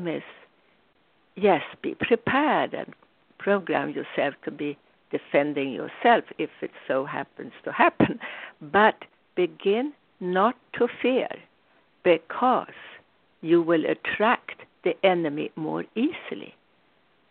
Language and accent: English; Sweden; When I grew up in Sweden